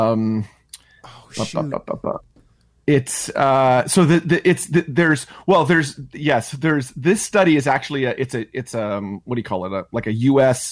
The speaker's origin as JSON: {"language": "English", "region": "Ontario", "country": "Canada", "tie": "born or raised there"}